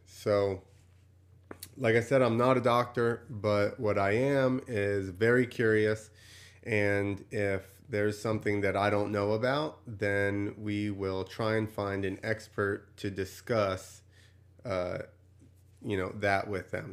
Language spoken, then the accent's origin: English; New Jersey, United States; I grew up in New Jersey